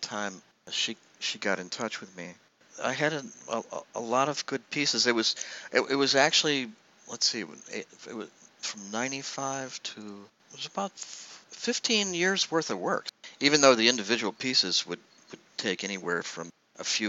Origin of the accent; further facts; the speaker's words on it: United States; moved away as an adult; also born or lived in Virginia / Chicago, Illinois; now in Manhattan, United States; I grew up in Virginia and Chicago.